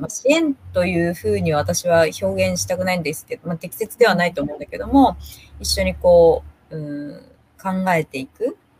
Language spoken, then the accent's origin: Japanese; Minamiuonuma, Niigata, Japan; 生まれも育ちも、この南魚沼市六日町という、はい、ところです。